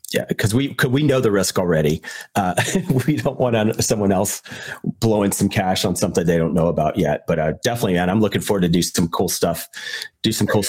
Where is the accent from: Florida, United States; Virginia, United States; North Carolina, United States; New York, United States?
Virginia, United States; me growing up in Virginia